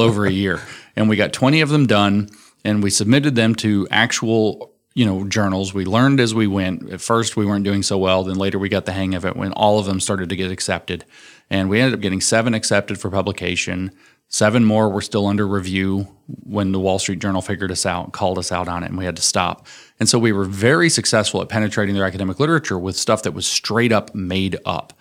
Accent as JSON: {"language": "English", "region": "Tennessee", "country": "United States", "said": "I'm from Tennessee"}